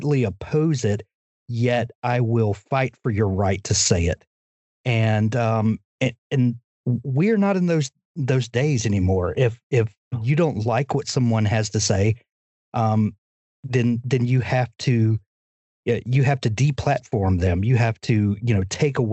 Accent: Deep South, United States; as a kid, growing up in the Deep South

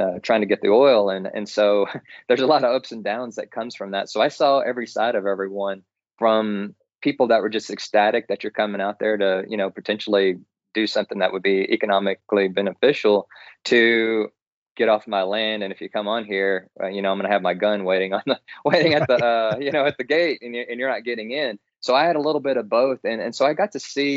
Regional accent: Texas, United States; I grew up in Texas, and I grew up with that Texas spirit.

